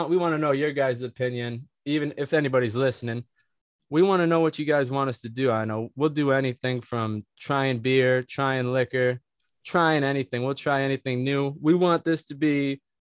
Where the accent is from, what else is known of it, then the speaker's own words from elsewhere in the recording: Michigan, United States; we're from Michigan